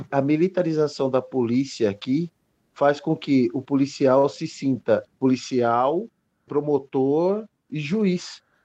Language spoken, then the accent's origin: Portuguese; Petrolina, Pernambuco, Brazil; also born or lived in São Paulo; eu sou nascido em São Paulo, mas eu cresci numa cidade chamada Petrolina, no interior de Pernambuco, no Vale do São Francisco